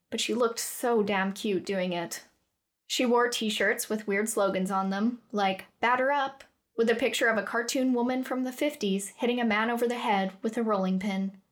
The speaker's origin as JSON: {"language": "English", "region": "Western Canada", "country": "Canada", "tie": "born or raised there", "moved": "as an adult", "lives_now": "Cardiff, United Kingdom", "said": "I was born and raised in Canada, on the west side of things. I won't tell you where because, let's be honest, you'd have no idea. But I moved to Cardiff for uni"}